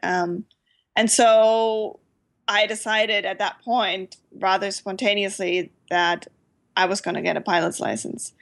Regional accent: Germany; moved away; I grew up in Germany where we don't really have much of general aviation

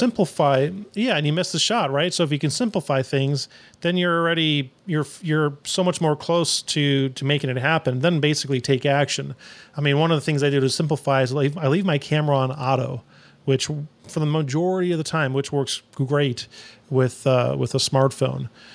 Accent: Phoenix, Arizona, United States; also born or lived in New York; now in Austin, United States; I'm originally from New York, but I grew up in Phoenix

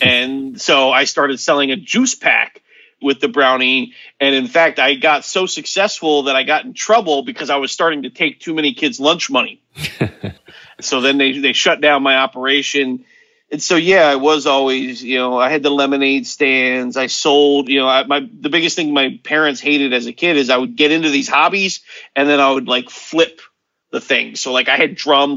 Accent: Hollywood, Florida, United States; I was born in Hollywood, Florida

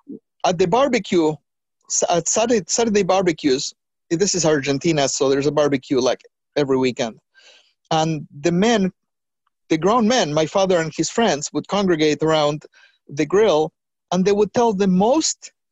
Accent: New York, United States; a brown girl growing up in the Heights in New York

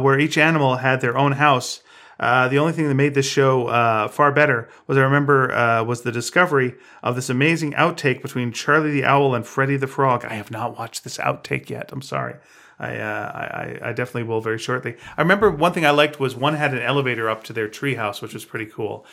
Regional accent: Montreal, Quebec, Canada; now in Vancouver, Canada; When I grew up in Montreal, our show was Magic Tom

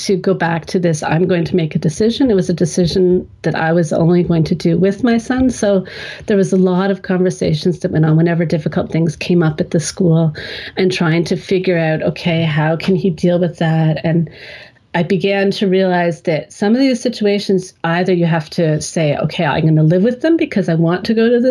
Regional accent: Canada; now in Germany; I grew up in Canada

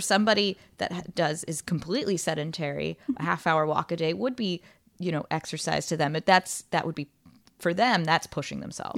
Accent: Northern Virginia, United States; moved away; I'm from outside of DC, northern okay. Northern Virginia area. Nova seven hundred oh three

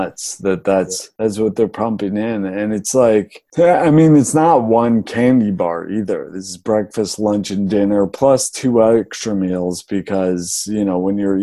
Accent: Boulder, Colorado, United States; moved away as an adult; also born or lived in New York City; now in Austin, United States; I grew up in Boulder, which is very like granola town

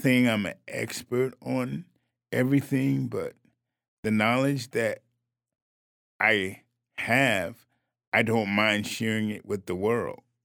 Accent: New Haven, Connecticut, United States; I'm born and raised in New Haven, Connecticut, went to New Haven schools

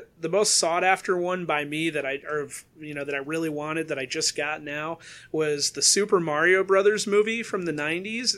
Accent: West Michigan, United States; I'm from West Michigan. I now live in slightly more east West Michigan.

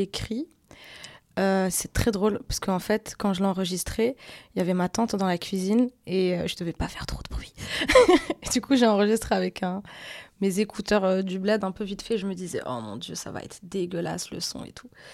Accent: Casablanca, Casablanca-Settat, Morocco; moved away; also born or lived in Paris / Belgium; je viens de Casablanca, du coup c'est une assez grosse ville avec beaucoup de taxis

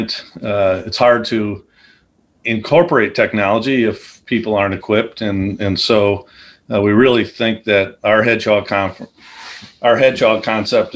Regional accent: Chicago, Illinois, United States; moved away as an adult; also born or lived in Iowa / DeMotte, Indiana; I grew up in the Chicagoland area. I was a city kid

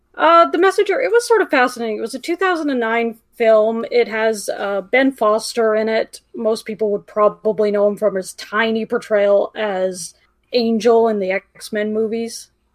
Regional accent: Canada; being Canadian

